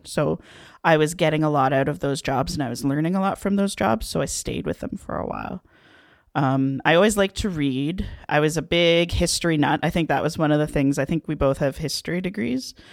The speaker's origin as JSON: {"language": "English", "town": "Waterdown", "region": "Ontario", "country": "Canada", "tie": "born or raised there", "said": "I'm from Waterdown, Ontario um, which is technically part of Hamilton"}